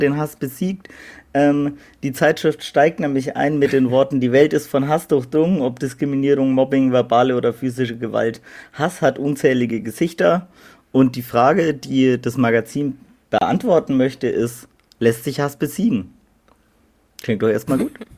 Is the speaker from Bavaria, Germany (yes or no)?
yes; Middle Franconia, Bavaria, Germany; wir kommen ja aus Mittelfranken